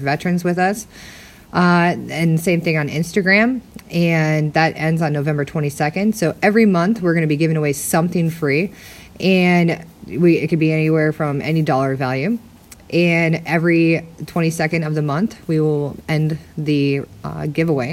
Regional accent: Minnesota, United States; now in Arizona, United States; I'm originally from Minnesota

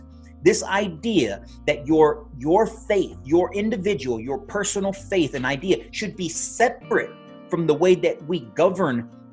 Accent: United States; as an American myself, as an American from my family by birth

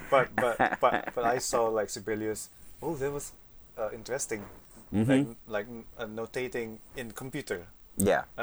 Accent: Yogyakarta, Special Region of Yogyakarta, Indonesia; English is a second language; also born or lived in Cilacap, Indonesia; I was born in Cilacap, but then moved to uh, Yogyakarta. It's just f- uh, four or five hours by driving.

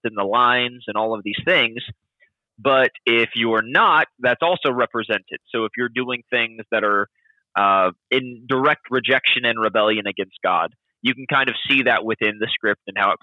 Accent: Logansport, Indiana, United States; also born or lived in Peru, Indiana; I grew up in Indiana. Lived there for pretty much 18 years, 15 years in a town called Logansport, and 3 years in a town called Peru

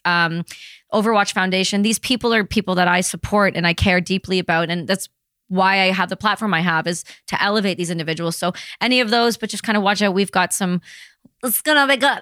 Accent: Canada; we're Canadian

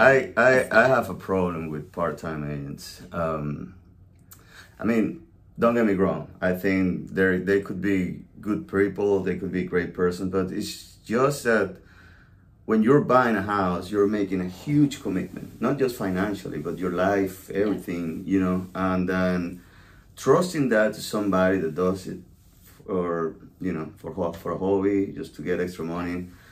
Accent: La Guaira, Venezuela; also born or lived in New York City; now in South Carolina, United States; I'm originally from Venezuela, a small town called La Guaira, beach town. I was born and raised on the ocean.

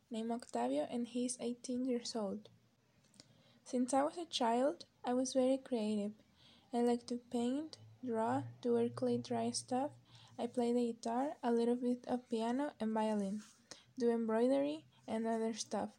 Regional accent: Oaxaca City, Oaxaca, Mexico; English is a second language; I was born on Oaxaca City and I still live here

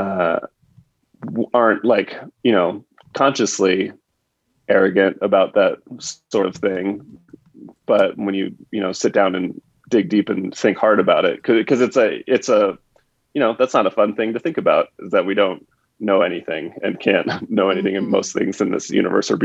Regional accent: Southern California, United States; also born or lived in Santa Ana / Catalina Island; I grew up in Southern California. I lived in Santa Ana, and then I moved over to Catalina Island when I was in fifth grade.

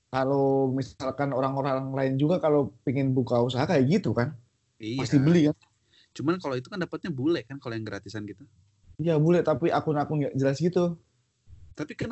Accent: Java, Indonesia; gue orang Jawa orang Jawa tuh kan gak enakan.

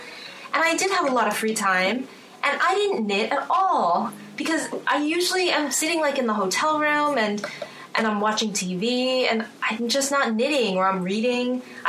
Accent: United States; also born or lived in Boston / Southern California; I'm American.

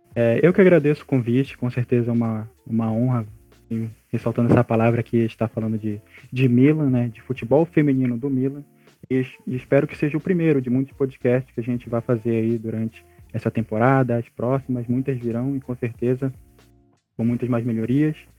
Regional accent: Amapá, Brazil; sou do estado do Amapá, do Norte

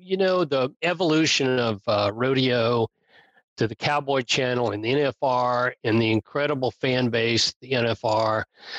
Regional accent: Texas, United States; when they were broadcasting in Texas, in my hometown

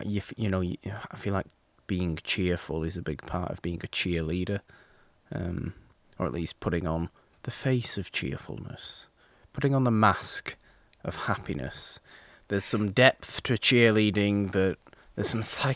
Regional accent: United Kingdom; I'm British

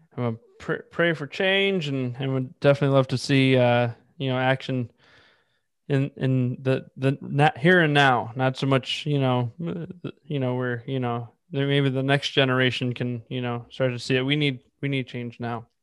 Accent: Northeast Ohio, United States; moved away; also born or lived in Chicago; I'm from Northeast Ohio. I lived in Chicago.

